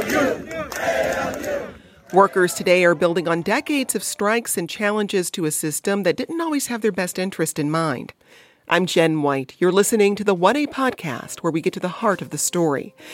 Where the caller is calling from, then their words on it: Asheville, North Carolina, United States; I'm calling from Asheville, North Carolina.